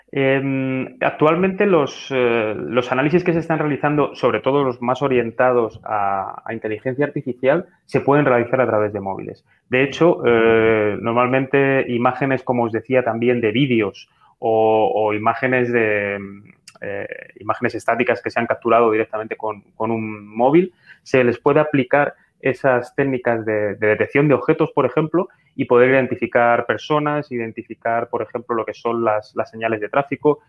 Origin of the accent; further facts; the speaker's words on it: Talavera de la Reina, Castilla-La Mancha, Spain; esto concretamente es mi ciudad natal, Talavera de la Reina